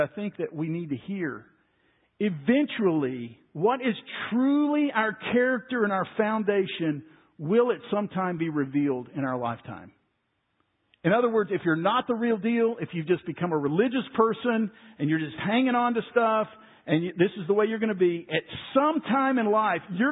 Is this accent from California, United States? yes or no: no; Waco, Texas, United States; Growing up in Waco, when I was 10 years old, we went over to First Baptist Church Waco